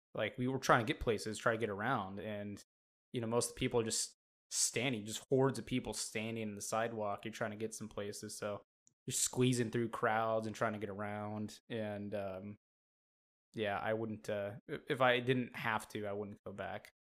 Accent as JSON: {"language": "English", "region": "Montana", "country": "United States", "tie": "born or raised there", "said": "I was born and raised in Montana"}